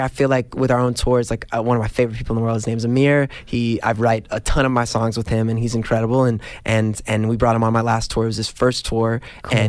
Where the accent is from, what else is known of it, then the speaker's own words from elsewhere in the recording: New York, United States; Growing up in New York